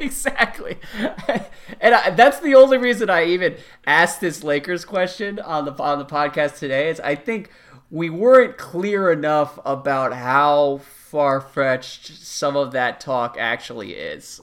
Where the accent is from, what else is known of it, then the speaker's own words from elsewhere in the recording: Washington, District of Columbia, United States; my hometown of Washington, D C